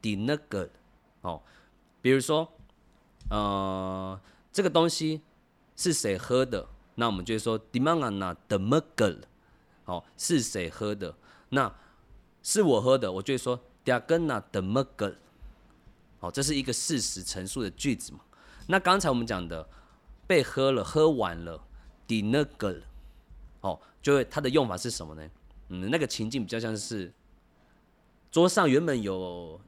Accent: Taiwan; 我是跑完组的

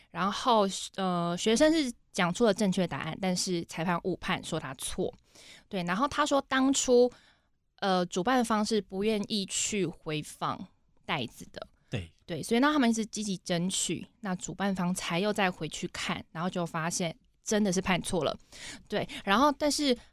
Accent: Taitung, Taitung County, Taiwan; 我是来自普悠马，南王部落的

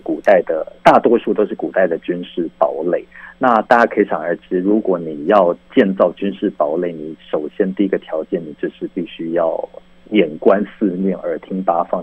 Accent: Taiwan; 我们台湾人

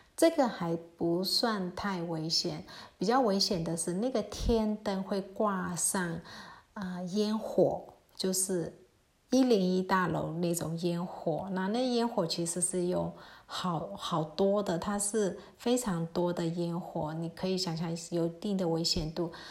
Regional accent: Mandalay, Mandalay Region, Myanmar; 我是在瓦城长大的

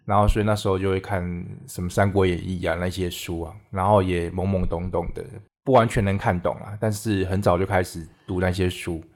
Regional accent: Minxiong, Chiayi County, Taiwan; 小时候是住在嘉义县民雄乡，嗯哼。就是现在中正大学的附近，是。可是是半山腰里面

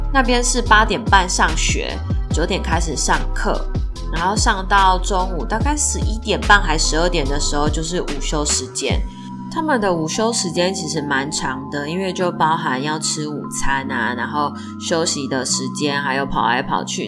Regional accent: Taiwan; 像我们台湾是学英文嘛

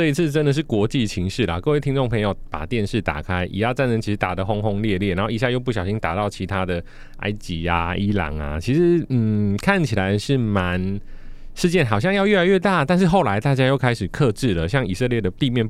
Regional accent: Taiwan; 我们台湾人的投资心态这么的强烈。

